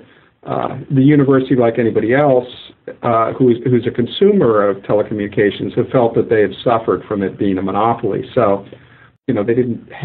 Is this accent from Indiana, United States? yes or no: no; Maine, United States; moved away as an adult; also born or lived in Cambridge, Massachusetts; I am from Maine